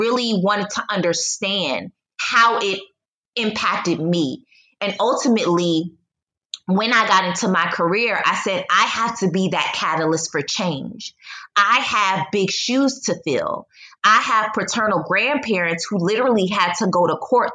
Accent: United States; also born or lived in Poland / China / Egypt; now in Mexico; Although I am a Black American, I still am an American

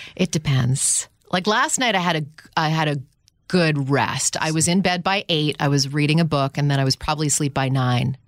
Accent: Ottawa, Ontario, Canada; moved away as an adult; also born or lived in Toronto, Ontario, Canada / Houston, Texas; I grew up in Ottawa. I moved to Houston, Texas in two thousand

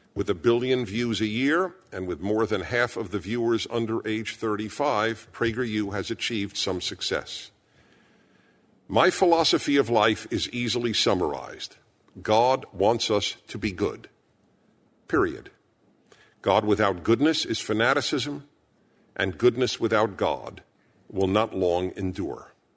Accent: New York City, New York, United States; I was born in Brooklyn, New York.

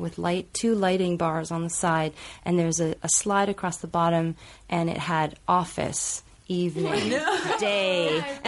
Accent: Mississauga, Ontario, Canada; now in New York, United States

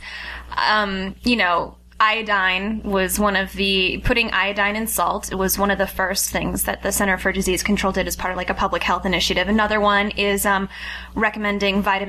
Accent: Los Angeles, California, United States; also born or lived in Amherst, Massachusetts; I'm born and raised in Los Angeles

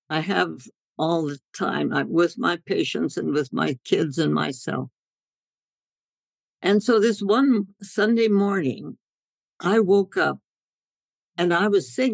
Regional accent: India; when I grew up in India and and we my parents took their medical work out into the jungles of North India, the villages, and I thought life was supposed to be that way

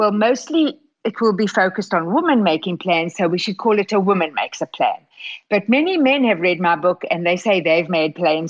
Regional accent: Regina, Saskatchewan, Canada; born there; Well, I was born in Regina, Saskatchewan. You couldn't be more Canadian than that.

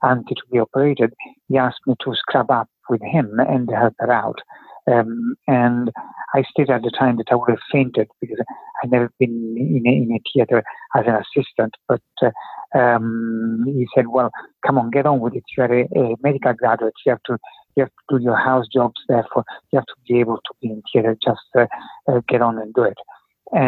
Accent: Italy; English is a second language; moved away; also born or lived in United Kingdom; I'm originally from Italy. I graduated in Italy in 1983, but my parents sort of shipped me over to the UK when I was very young to learn English

